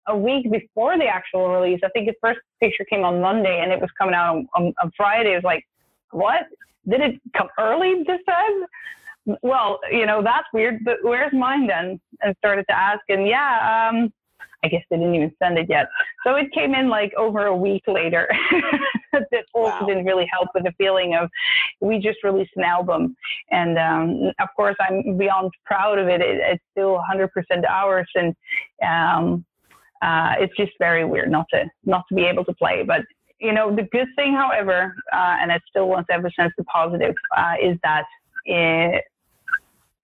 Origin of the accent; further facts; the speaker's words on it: Netherlands; now in Sweden; the Netherlands, where I'm from